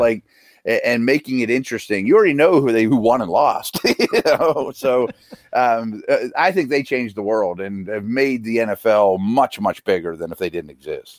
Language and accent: English; Pittsburgh, Pennsylvania, United States; the school I used to work for in my hometown